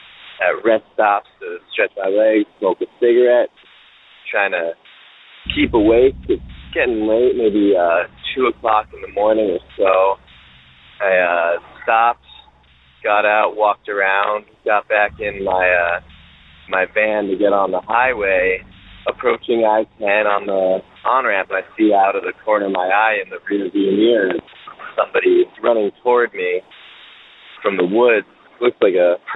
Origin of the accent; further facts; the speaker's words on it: Philadelphia, Pennsylvania, United States; I'm from Philadelphia